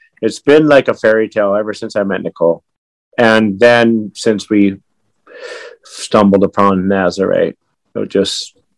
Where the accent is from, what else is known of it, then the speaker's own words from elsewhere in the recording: California, United States; also born or lived in Pittsfield, Massachusetts / Hawaii / Japan; Well, I was born in Pittsfield, Massachusetts. We moved straight to Berkeley, California, Sonoma County, where all the good wine comes from, and then Hawaii for the last 50 years.